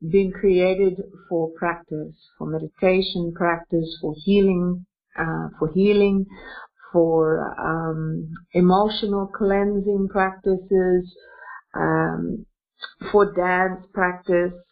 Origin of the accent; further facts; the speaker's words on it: Australia; now in Russia; I'm an Australian woman, but Interestingly enough, I'm an Australian woman who lives in Russia and uh, I'm 52 years old.